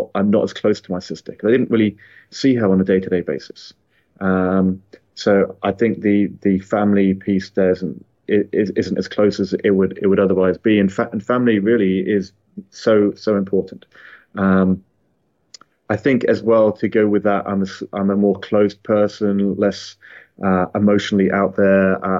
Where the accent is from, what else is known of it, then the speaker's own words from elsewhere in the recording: Hong Kong; born there; So I was born in Hong Kong. So my parents, both of them were in the British Army. And they were serving over there in Hong Kong.